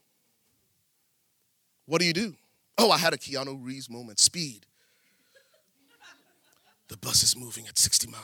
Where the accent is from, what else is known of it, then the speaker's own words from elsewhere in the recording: Liberia; moved away; I grew up in Liberia, West Africa